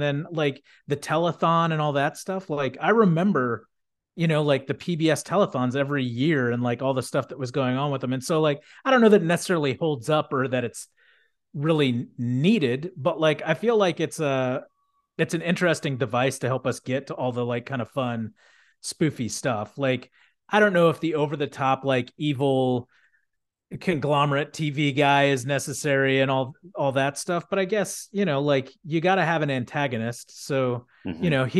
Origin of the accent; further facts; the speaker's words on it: Houston, Texas, United States; And granted, I grew up in Texas, but I mean, Houston, you know, like I wouldn't have thought that it was like extremely like conservative